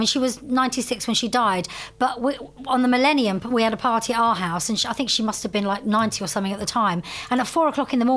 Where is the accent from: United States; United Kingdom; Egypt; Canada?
United Kingdom; London; moved away as an adult; now in Cheltenham, United Kingdom; I'm a Londoner, you know, tough, born and bred